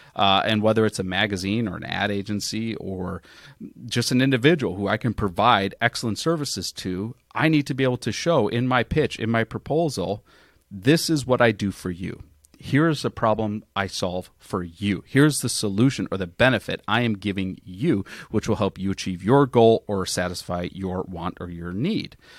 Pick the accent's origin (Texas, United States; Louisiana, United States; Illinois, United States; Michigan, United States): Illinois, United States; Chicago; now in Phoenix, United States; I grew up in Chicago